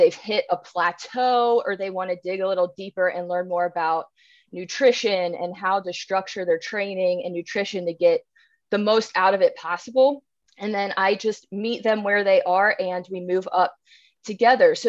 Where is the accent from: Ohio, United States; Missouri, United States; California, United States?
Ohio, United States; Cincinnati; I'm from Cincinnati, Ohio